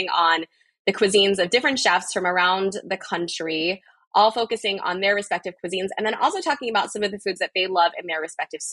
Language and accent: English; Philadelphia, Pennsylvania, United States; moved away as an adult; now in California, United States; I grew up in Philadelphia